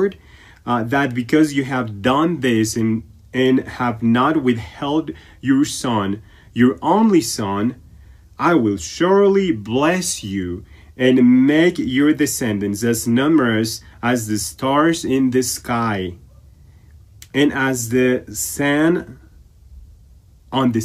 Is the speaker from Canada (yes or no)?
no; Ecuador; moved away; During my stay here in Ecuador, my home country